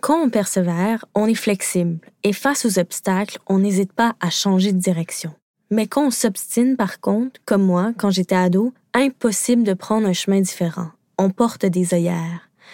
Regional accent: Quebec, Canada; je suis québécoise

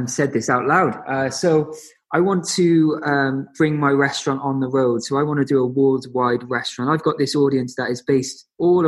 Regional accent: Cardiff, Wales, United Kingdom; now in London, United Kingdom; Cardiff will always be my home

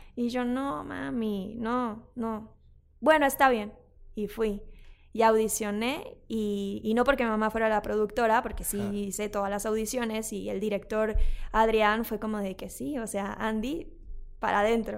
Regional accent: Mexico; sí soy mexicana

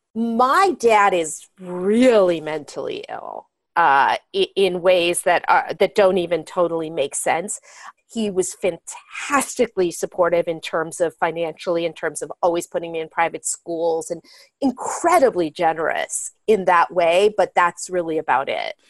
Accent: Marin County, California, United States; moved away as an adult; now in Los Angeles, United States; I grew up in Marin County, a very affluent community outside San Francisco where everything looks perfect

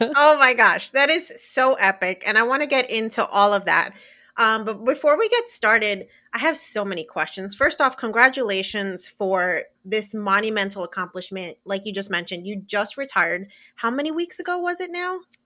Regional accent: New Jersey, United States; moved away as an adult; now in Florida, United States; I grew up born and raised in New Jersey.

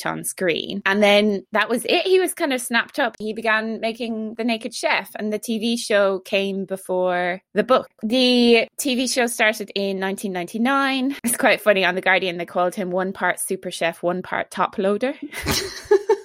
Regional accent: Ireland; accent: Irish; my Irish accent

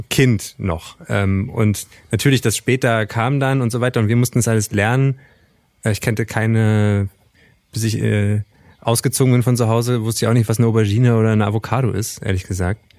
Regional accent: East Germany, Germany; wir kommen ja beide aus dem Osten oder sind beide im Osten sozialisiert worden

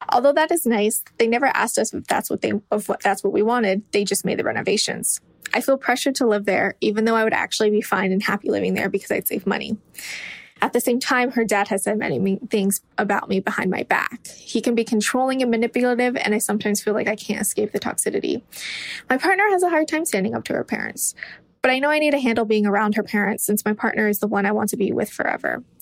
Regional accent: California, United States; So I'm from California and I've been dating my girlfriend for about five and a half years now. She is 25 and I'm 24.

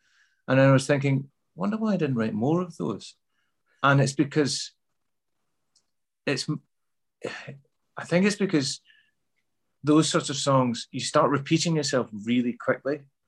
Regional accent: England, United Kingdom; I always describe myself as half English because I grew up in England between the ages of 5 and 10, and which were quite formative years for me.

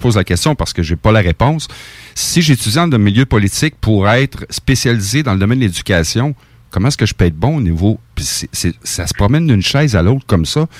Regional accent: Portneuf region, Quebec, Canada; Je suis natif de la région de Portneuf.

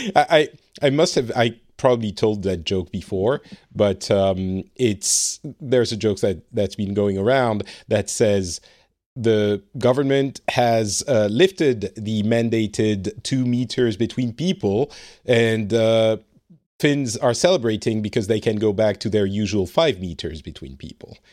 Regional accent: France; now in Finland; I live in Finland. I am originally from France

